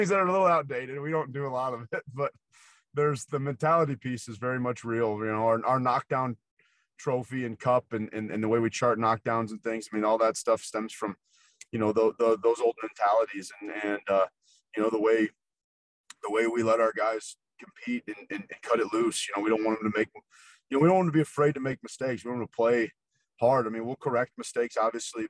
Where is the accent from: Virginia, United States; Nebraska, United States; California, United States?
Nebraska, United States; I grew up in Nebraska